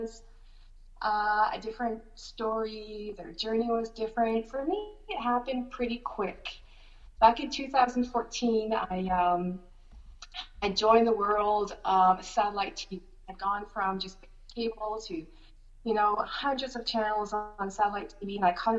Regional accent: Shediac, New Brunswick, Canada; also born or lived in Montreal, Quebec; I was born in Montreal, but I grew up in Shediac, New Brunswick.

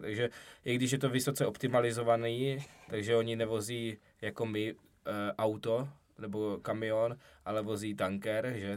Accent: South Moravian Region, Czechia; jsme z Jižní Moravy

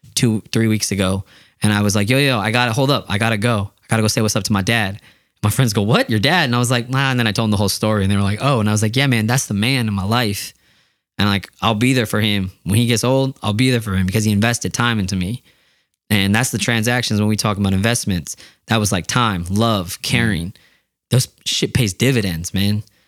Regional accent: Yakima, Washington, United States; I'm from Yakima

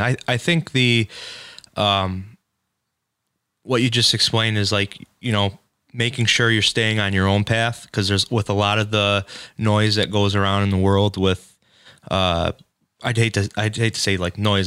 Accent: Shelby Township, Michigan, United States; now in Bruce Township, United States; I grew up in Shelby for about 22 years, but I live out uh, in uh, like Bruce Township, Romeo area now.

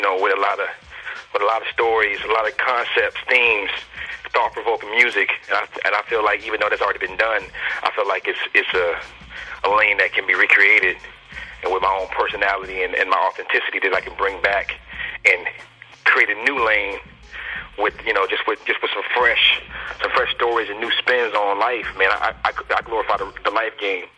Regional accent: Alexandria, Virginia, United States; I'm from DMV. I'm from Northern Virginia, man, like Alexandria area, close to D.C.

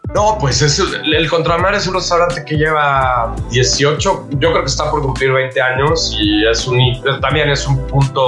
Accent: Mexico; somos los mexicanos

